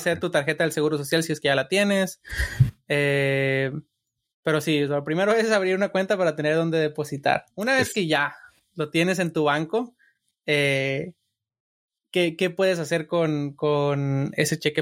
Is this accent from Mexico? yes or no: yes; Sinaloa, Mexico; moved away as an adult; now in United States; yo soy de Sinaloa